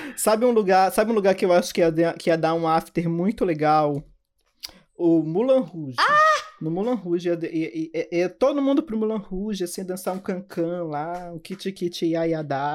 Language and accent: Portuguese; Belém, Pará, Brazil; eu sou de Belém do Pará